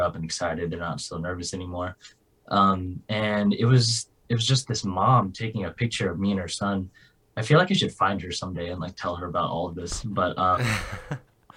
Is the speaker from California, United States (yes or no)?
yes; California, United States; I'm from California